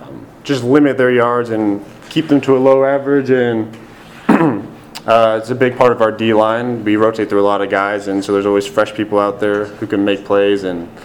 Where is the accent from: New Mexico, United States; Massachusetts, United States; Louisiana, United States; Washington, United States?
Washington, United States; moved away; I'm from Washington